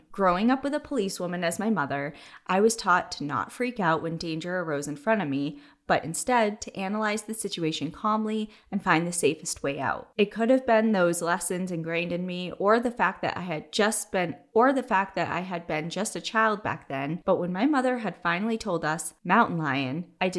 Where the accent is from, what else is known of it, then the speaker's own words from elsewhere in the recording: Whittier, California, United States; I wanted to talk about my hometown of Whittier, which is a historic Quaker town in Southern California